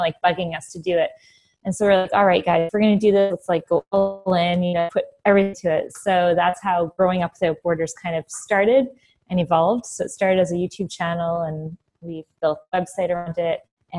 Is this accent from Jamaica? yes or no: no; Ontario, Canada; now in Switzerland; Ontario. So, but as you know, it's very there. Back in 2008, we took the jump and we escaped to Florida for a few years.